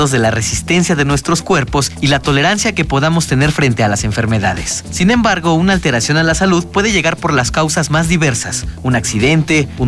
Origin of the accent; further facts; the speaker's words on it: El Salvador; now in Mexico; tengo 29 años y soy del Salvador, estudio en la Universidad de Guanajuato.